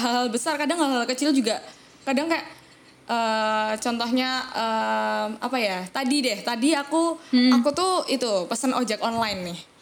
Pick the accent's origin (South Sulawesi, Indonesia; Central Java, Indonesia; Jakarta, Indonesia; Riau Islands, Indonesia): Central Java, Indonesia; Surakarta; now in Yogyakarta, Indonesia; sekarang sih di Jogja cuma as, aku kan asli Solo